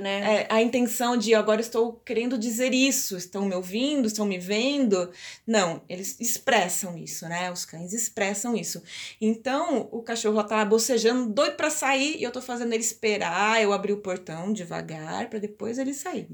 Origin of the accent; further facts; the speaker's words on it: Piracicaba, São Paulo, Brazil; nós somos de Piracicaba